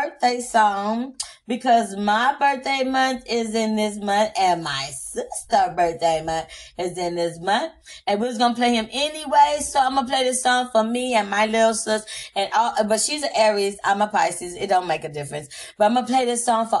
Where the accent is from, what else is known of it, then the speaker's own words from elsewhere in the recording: Compton, California, United States; also born or lived in Austin, Texas; I am from Austin, Texas. I'm not a Cali girl, but I was raised out here in Compton